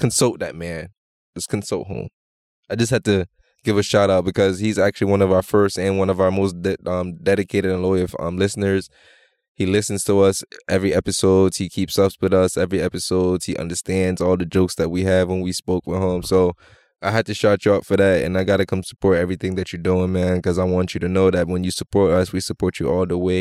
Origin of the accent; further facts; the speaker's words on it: Jamaica; I'm Jamaican and being in Toronto